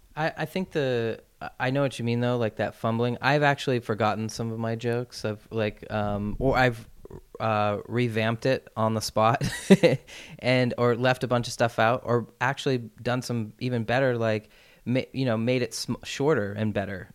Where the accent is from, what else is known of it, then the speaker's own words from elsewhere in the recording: Portland, Maine, United States; moved away; I produced my comedy special in my hometown back in Portland, Maine